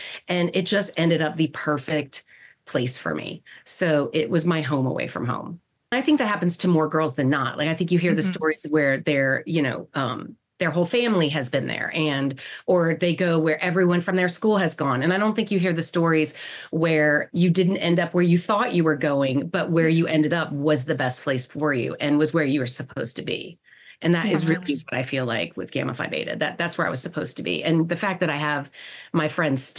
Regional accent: Marietta, Georgia, United States; I pretty much grew up here in Atlanta, in Marietta, Georgia. I bounced around a little bit when I was younger

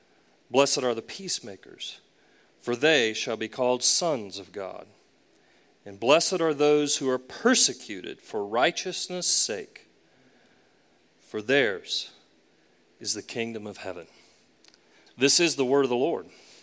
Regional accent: the South, United States; Now, of course, I talk funny too. I'm from the South. I say, hey, y'all, and things like that.

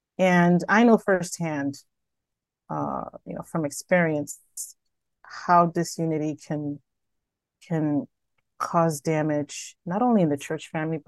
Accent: Bronx, New York, United States; now in Rochester, United States; Well, I am originally from the Bronx, New York, but I've lived in Rochester for most of my life.

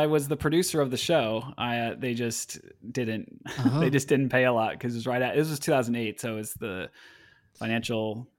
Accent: Portland, Oregon, United States; joke that I was like born in the back pew of the church. I mean, because the small Baptist church that I grew up in Oregon here in Portland area, you know, my great grandmother was a founding member

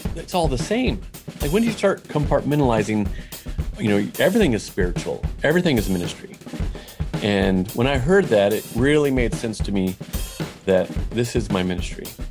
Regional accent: Portland, Oregon, United States; moved away as an adult; also born or lived in Mexico; now in Fort Worth, United States; I'm from Portland, Oregon, and, uh, not now. We're in Fort Worth, Texas now.

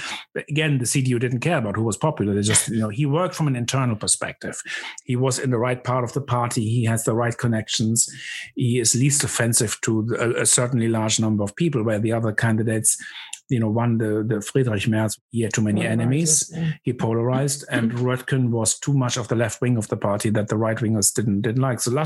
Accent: Germany; growing up in Germany in the 70s

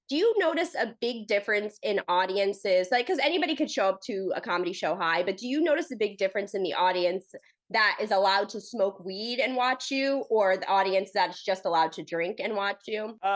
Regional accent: Oakland, California, United States; I'm from Oakland

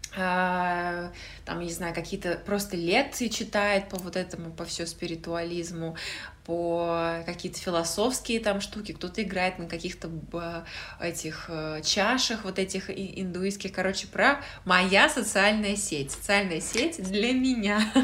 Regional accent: Russia; now in United Kingdom; я из России

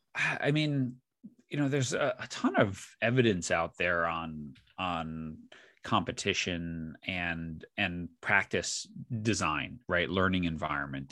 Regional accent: New York, United States; I grew up in New York

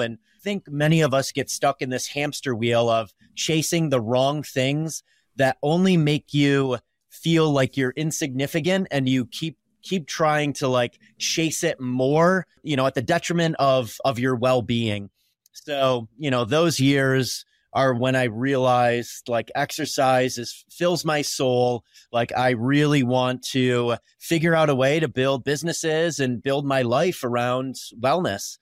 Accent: Pulaski, New York, United States; now in Colorado, United States; I grew up in a really small town in upstate New York, Pulaski, New York

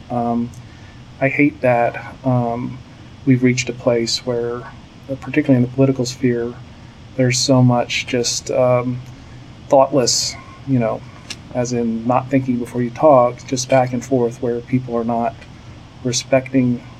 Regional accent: Virginia Beach, Virginia, United States; moved away as an adult; also born or lived in Pensacola, Florida; now in Dallas, United States; I was born in Pensacola, Florida, but moved uh, as a small child to uh, Virginia Beach, Virginia.

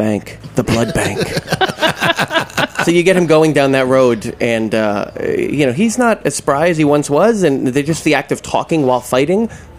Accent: New Jersey, United States; I'm a sole New Jerseyan, actually.

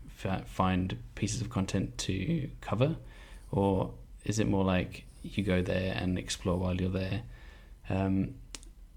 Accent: England, United Kingdom; I'm from England

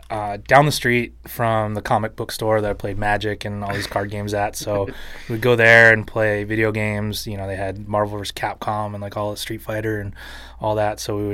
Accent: Santa Barbara, California, United States; also born or lived in Doylestown, Pennsylvania; My family moved to Santa Barbara when I was two and a half years old. {S3} Okay. {S2} And that's where I grew up.

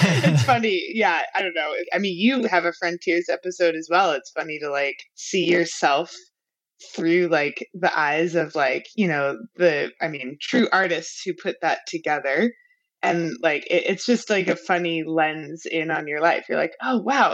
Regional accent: Albuquerque, New Mexico, United States; growing up in Albuquerque

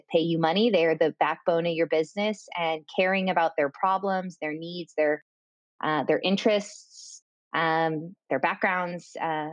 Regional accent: California, United States; moved away as an adult; also born or lived in London / Dublin; I am from California and currently residing in California

